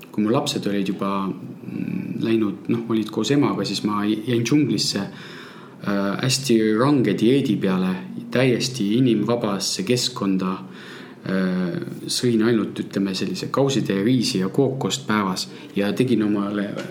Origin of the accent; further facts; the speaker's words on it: Moscow, Russia; now in Tallinn, Estonia; minu sünnilinn Moskva